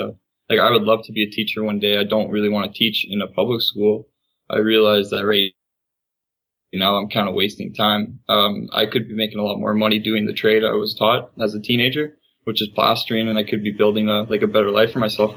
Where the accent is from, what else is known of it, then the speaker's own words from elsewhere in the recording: Winnipeg, Manitoba, Canada; growing up in Winnipeg